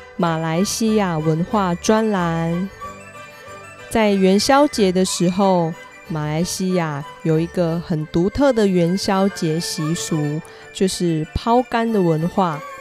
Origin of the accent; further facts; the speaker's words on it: Kaohsiung, Taiwan; 在我的故乡台湾高雄那边